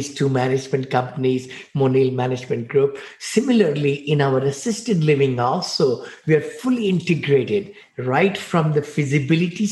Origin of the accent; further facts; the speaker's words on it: India; now in United States; I came from India, poor boy. I mean, you know, six siblings living in one bedroom apartment into land of opportunity